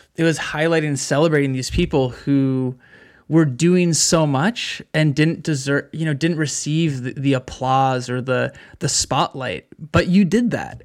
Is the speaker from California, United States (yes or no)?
yes; Bay Area, California, United States; I grew up in California in the Bay Area